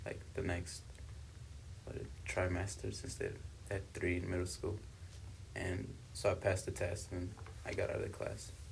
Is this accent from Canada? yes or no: no; South Africa; also born or lived in Congo; now in United States; I was born in Congo, but I was raised in South Africa.